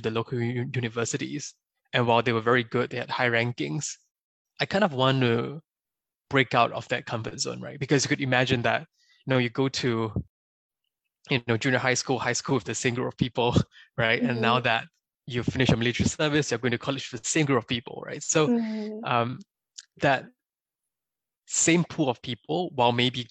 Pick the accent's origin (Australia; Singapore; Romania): Singapore; moved away as an adult; also born or lived in China; now in United States; I was born and raised in Singapore, did my undergrad in China, and then afterwards came to the US for my MBA